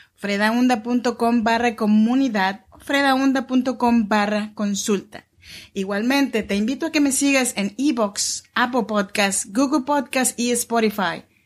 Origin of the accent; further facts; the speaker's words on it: Chinantla region, Oaxaca, Mexico; moved away as an adult; now in Sacramento, United States; Soy mexicana oaxaqueña de la región chinanteca y vivo aquí en Sacramento, California desde hace ya 14 años